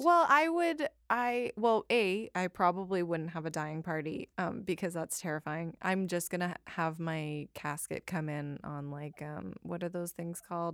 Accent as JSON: {"language": "English", "town": "Calgary", "region": "Alberta", "country": "Canada", "said": "I am from Calgary, which is in British Columbia."}